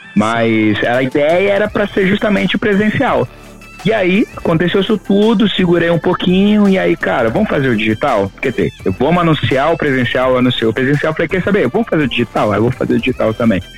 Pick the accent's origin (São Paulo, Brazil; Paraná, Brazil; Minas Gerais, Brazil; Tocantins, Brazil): Tocantins, Brazil; Araguaína; moved away as an adult; eu sou do do norte do Tocantins, né? Eu sou de Araguaína, Tocantins